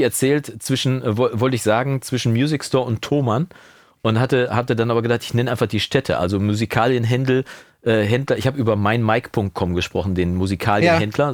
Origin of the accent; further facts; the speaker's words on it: Münster, North Rhine-Westphalia, Germany; bei uns in Münster